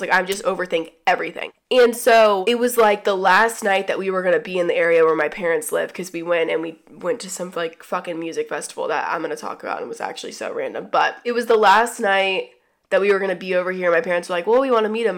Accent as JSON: {"language": "English", "region": "the South", "country": "United States", "tie": "born or raised there", "also_born_or_lived": "Atlanta", "said": "growing up in the South"}